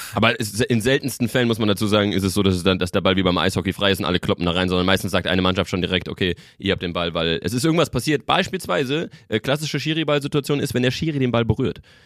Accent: the Frankfurt region, Hesse, Germany; ich bin ja äh, ähm, gebürtig aus der Region, äh, lange in, in Frankfurt gewohnt

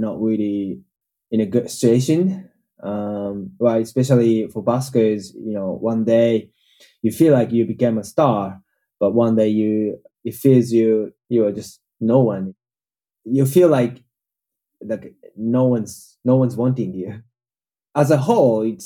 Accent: Tokyo, Japan; I'm from Japan.

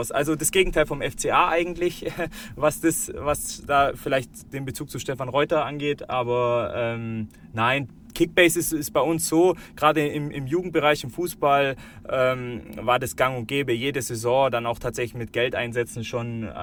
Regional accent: Bavaria, Germany; auch dadurch, dass ich äh, aus Schwaben komme, wir Augsburger ähm, sind Schwaben in dem Fall. Äh, ich komme jetzt nicht direkt aus Augsburg, aber aus der Region

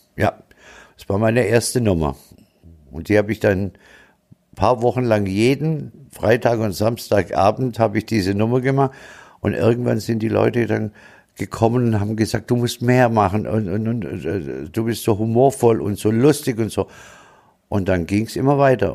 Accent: Tübingen, Baden-Württemberg, Germany; accent: Swabian; also born or lived in Stuttgart / Freiburg; now in Munich, Germany; gebürtig bin ich in Tübingen, bin dann nach Stuttgart, von Stuttgart nach Freiburg und von Freiburg nach München.

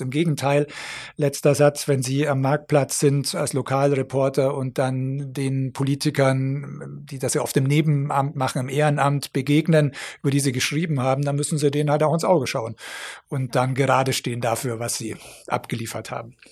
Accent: Augsburg, Bavaria, Germany; moved away as an adult; also born or lived in Thannhausen / Berlin / Brussels / Munich; in Augsburg geboren bin und hier aufgewachsen bin in der Nähe.

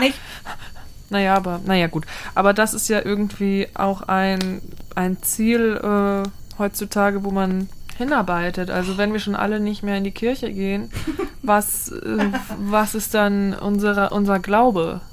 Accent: Austria; Ich bin aus Österreich.

